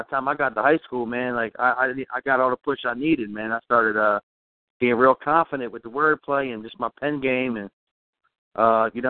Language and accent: English; Pine Hill, New Jersey, United States; also born or lived in Philadelphia, Pennsylvania; South Jersey, man. I was born in Philadelphia, but I've been in South Jersey most of my life. So I'm in Pine Hill